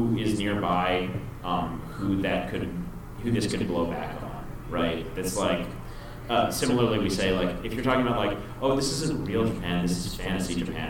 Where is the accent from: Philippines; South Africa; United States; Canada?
Philippines; Like, for example, I'm Filipino, and some Filipinos identify as Hispanic.